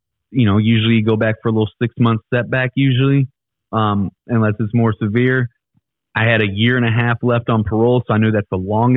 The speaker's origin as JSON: {"language": "English", "town": "Ferguson", "region": "Missouri", "country": "United States", "said": "I'm from Ferguson."}